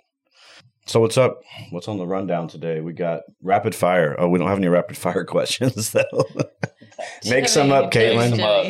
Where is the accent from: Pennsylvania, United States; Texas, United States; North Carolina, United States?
Texas, United States; I'm from Texas.